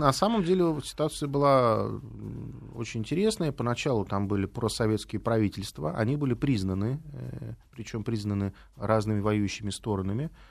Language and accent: Russian; Riga, Latvia; now in Moscow, Russia; При том, что Рига мой родной город, я родился в Риге